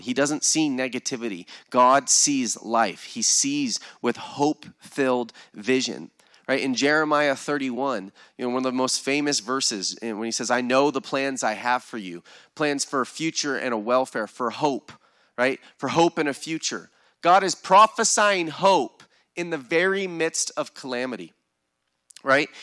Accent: United States; American Christians

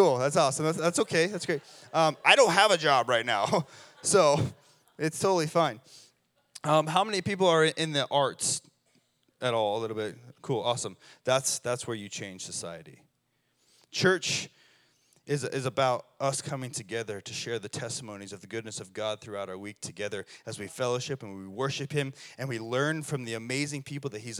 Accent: Colorado, United States; now in Redding, United States; I'm from Colorado

